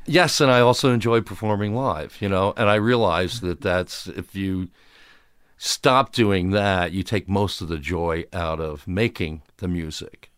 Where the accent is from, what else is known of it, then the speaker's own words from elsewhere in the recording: Upper Darby, Pennsylvania, United States; I grew up in Westbrook Park, which was in Upper Darby, the westerly suburb of Philadelphia